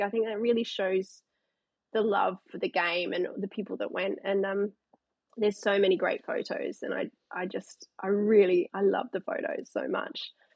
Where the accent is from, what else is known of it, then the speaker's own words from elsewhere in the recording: Canberra, Australian Capital Territory, Australia; now in Newcastle, Australia; grew up in Canberra, played t ball, played baseball like so many kids